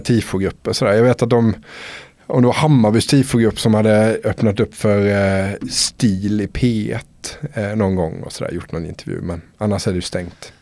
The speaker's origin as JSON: {"language": "Swedish", "town": "Älmhult", "region": "Småland", "country": "Sweden", "moved": "yes", "lives_now": "Stockholm, Sweden", "said": "Jag är ju smålänning från början så att, eh, jag har mycket familj och vänner kvar nere i Småland"}